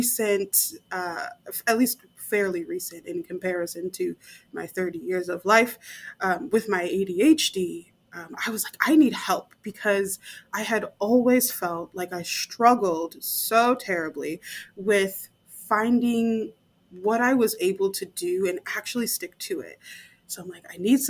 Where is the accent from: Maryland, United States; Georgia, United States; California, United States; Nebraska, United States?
Nebraska, United States; I'm from the middle of the United States, Nebraska.